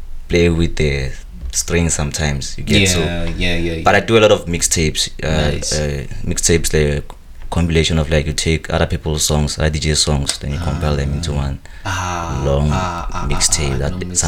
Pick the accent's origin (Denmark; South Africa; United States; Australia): South Africa; now in Europe; I'm from South Africa.